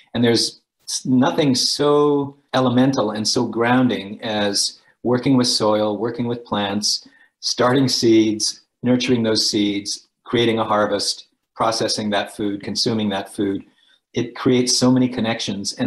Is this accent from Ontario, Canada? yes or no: no; Edmonton, Alberta, Canada; I grew up in Edmonton